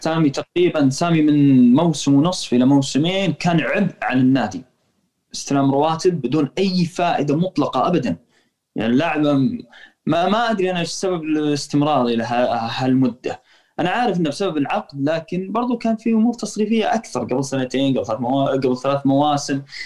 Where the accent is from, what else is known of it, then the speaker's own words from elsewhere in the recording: Saudi Arabia; عندنا في السعوديه نقول لاعب خشاش